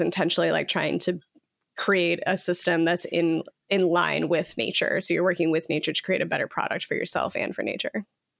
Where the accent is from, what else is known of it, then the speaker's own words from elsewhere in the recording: Iowa, United States; When I remember when I was a kid, in like growing up in Iowa